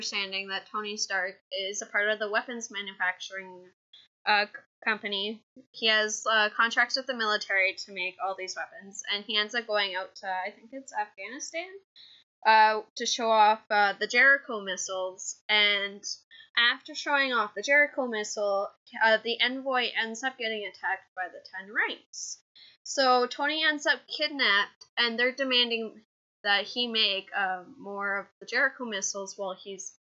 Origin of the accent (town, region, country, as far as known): Canada